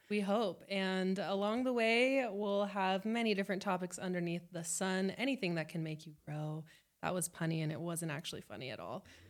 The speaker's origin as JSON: {"language": "English", "town": "Las Vegas", "region": "Nevada", "country": "United States", "tie": "born or raised there", "moved": "as an adult", "lives_now": "Salt Lake City, United States", "said": "I was born and raised in Las Vegas."}